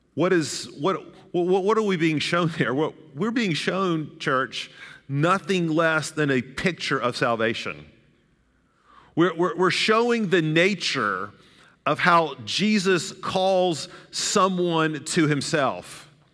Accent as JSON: {"language": "English", "town": "Chattanooga", "region": "Tennessee", "country": "United States", "tie": "born or raised there", "said": "That's where I grew up, the road I grew up in Chattanooga, Tennessee"}